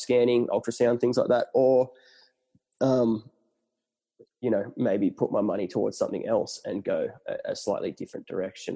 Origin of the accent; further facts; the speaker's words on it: Ulladulla, New South Wales, Australia; also born or lived in Newcastle; I grew up born and bred in Ulladulla, went to Newcastle University